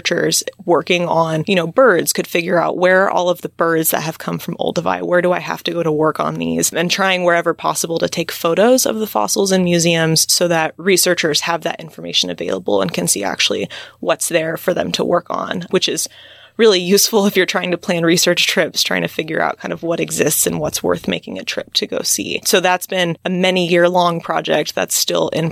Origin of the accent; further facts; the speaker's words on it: Central Valley of California, United States; I grew up in the Central Valley of California, kind of out in the country next to a walnut orchard.